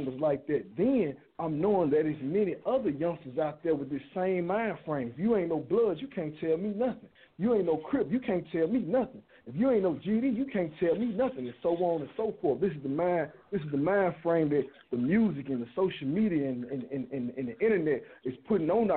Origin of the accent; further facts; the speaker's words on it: Chicago, Illinois, United States; me being an individual growing up in the West Side of Chicago